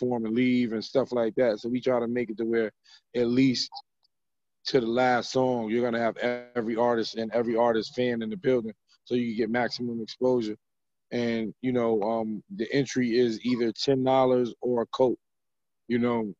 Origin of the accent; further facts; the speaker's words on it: New York City, New York, United States; I'm from Brooklyn, so, you know, I grew up poor